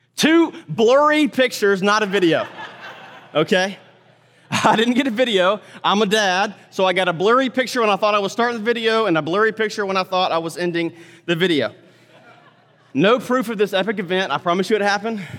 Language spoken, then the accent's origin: English; Mississippi, United States; moved away; also born or lived in Texas / North Carolina; I'm from Mississippi originally, lived in Texas longer than anything